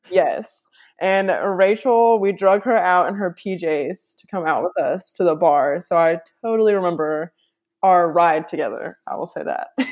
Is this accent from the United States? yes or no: yes; Bowling Green, Kentucky, United States; I'm from Bowling Green.